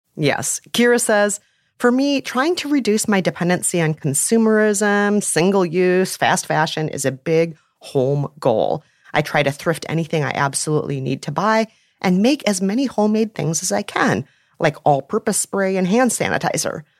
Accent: Minneapolis, Minnesota, United States; my hometown of Minneapolis, Minnesota

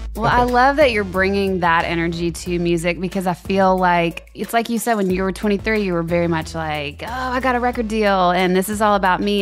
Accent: Louisiana, United States; I'm from Louisiana, so we have hurricanes and floods

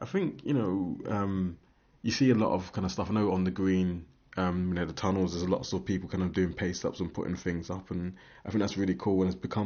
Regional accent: London, United Kingdom; now in Aberdeen, United Kingdom; I'm from London

